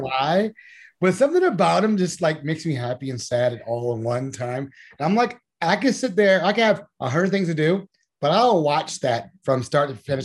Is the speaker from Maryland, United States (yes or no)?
yes; Randallstown, Maryland, United States; I used to live near Milford Mill Swimming Club, if you know about that, on Liberty Road